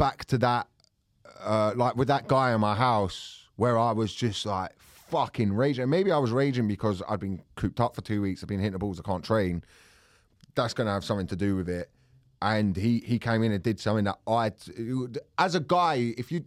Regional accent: Thornton Heath, London, United Kingdom; born or raised there; also born or lived in Farnborough, Kent

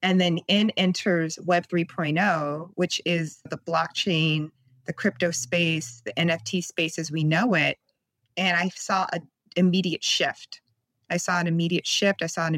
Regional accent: California, United States; now in Oakland, United States; So I live in Oakland, California, and I moved up here from SoCal

